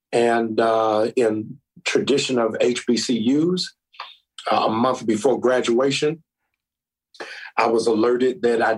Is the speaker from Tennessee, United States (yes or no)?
no; Baltimore, Maryland, United States; also born or lived in Boston / Monrovia, Liberia; I am originally from Boston, Massachusetts. I was raised in Baltimore, Maryland.